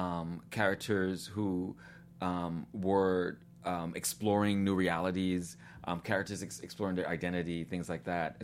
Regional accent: New York City, New York, United States; born or raised there; moved away as an adult; also born or lived in Guyana / Tennessee

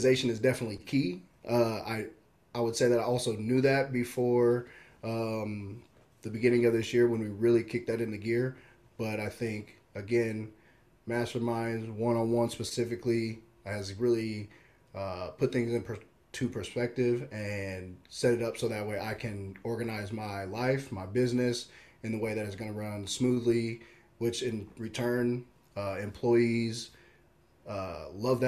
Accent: Omaha, Nebraska, United States; So born in Omaha, man, Midtown is where I've grown up. My mom still lives there. We grew up in a house just off of Dodge Street

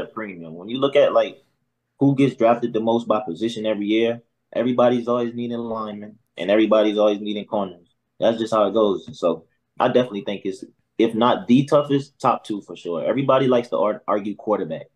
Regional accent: South Carolina, United States; I'm from South Carolina actually.

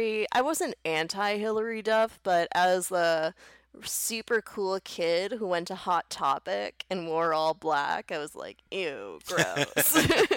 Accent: Hingham, Massachusetts, United States; I'm from Hingham.

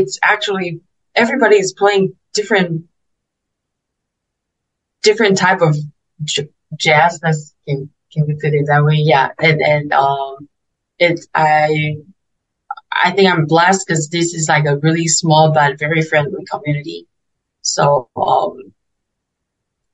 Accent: Taiwan; English is a second language; moved away as an adult; also born or lived in United States; I also miss my hometown

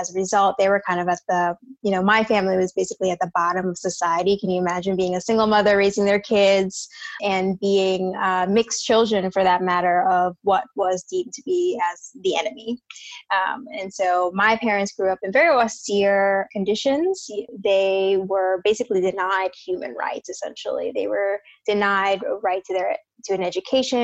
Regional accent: Jersey City, New Jersey, United States; moved away as an adult; now in San Francisco, United States; I was born and raised in Jersey, Jersey City, so East Coast

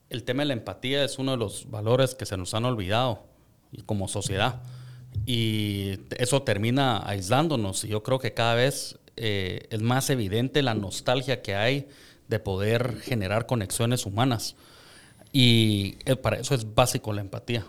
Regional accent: Guatemala; como guatemaltecos tenemos un montón de valores

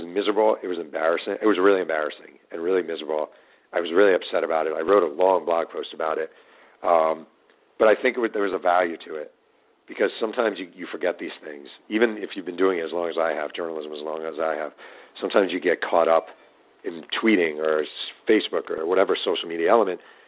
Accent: New York, United States; I grew up in New York and I watch the Jets a lot.

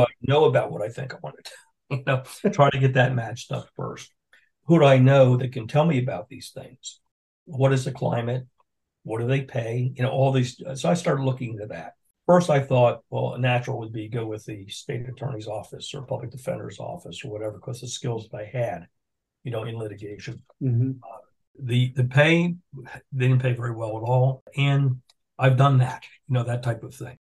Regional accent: Philadelphia, Pennsylvania, United States; moved away as an adult; also born or lived in Washington / Newport; now in Jacksonville, United States; I'm from Philadelphia

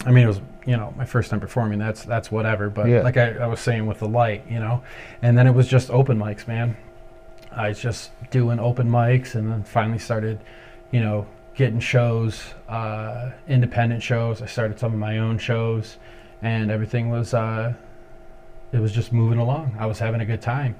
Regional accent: Ypsilanti, Michigan, United States; also born or lived in Ann Arbor, Michigan; I'm originally from Ypsilanti, Michigan, and I spent a lot of time in Ypsi and Ann Arbor

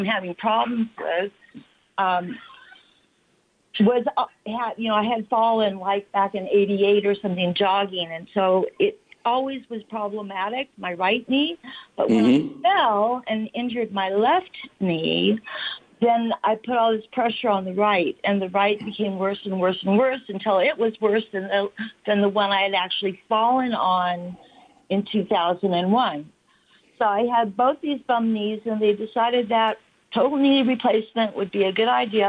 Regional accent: California, United States; born or raised there; also born or lived in Washington State / Chula Vista / Santa Monica; now in Redlands, United States

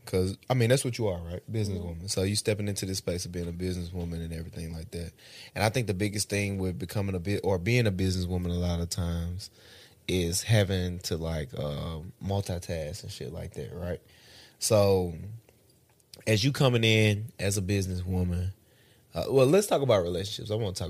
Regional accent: Oak Hill, United States; Like, I'm from Oak Hill. That's the country.

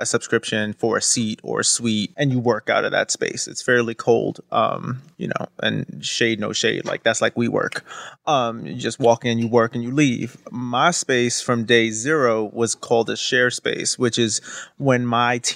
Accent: New York City, New York, United States; also born or lived in Newark; I grew up, I was born and raised in Brooklyn

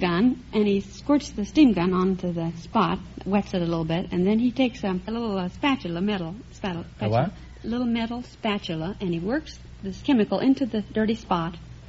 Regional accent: Oklahoma, United States

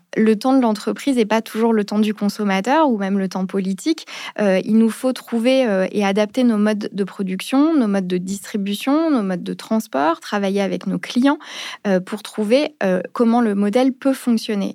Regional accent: Paris, Île-de-France, France; also born or lived in Geneva; je suis parisienne

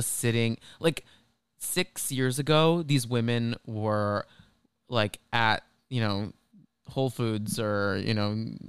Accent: Dallas, Texas, United States; now in New York, United States; I'm from Dallas

